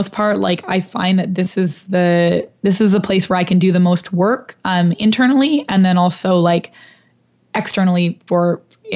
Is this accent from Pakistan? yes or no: no; Canada; moved away as an adult; now in New York, United States; I'm Canadian